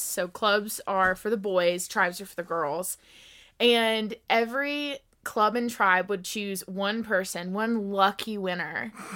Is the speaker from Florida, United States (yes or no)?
no; Mississippi, United States; moved away as an adult; now in Colorado, United States; I am from Mississippi